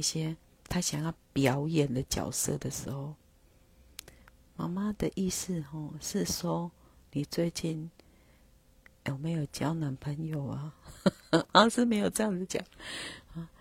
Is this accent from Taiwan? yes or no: yes; Taiwan; first language Taiwanese Hokkien; Chinese is a second language; 伫阮是母语是台语的人的心中